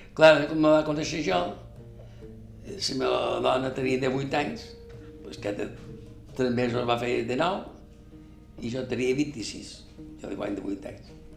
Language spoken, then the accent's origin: Catalan; Palma, Balearic Islands, Spain; Vaig néixer 1944, el 23 d'agost. Vaig néixer a Sona Alegre